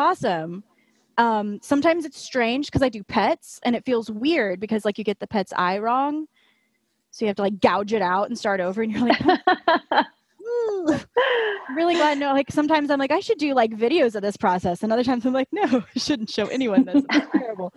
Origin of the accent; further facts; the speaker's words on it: Indiana, United States; moved away as an adult; now in Florida, United States; I'm just a Midwest girl. I grew up in Indiana, but a couple years ago, I moved down to Florida